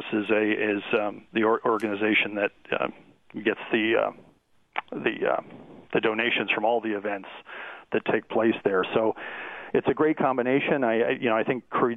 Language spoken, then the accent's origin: English; Hamilton, Ontario, Canada; growing up in the Hamilton Burlington area half the time when I was a kid